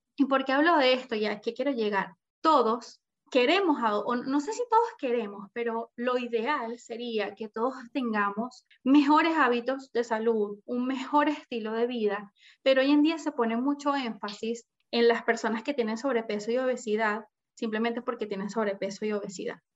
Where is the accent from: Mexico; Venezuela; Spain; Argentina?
Venezuela; Caracas, Capital District; moved away as an adult; now in Chile; soy venezolana, viví siempre en Venezuela, en Caracas, a los 21 años me vengo a Chile